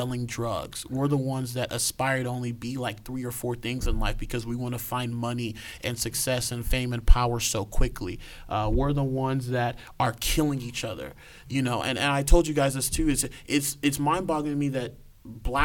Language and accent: English; Nigeria; me being Nigerian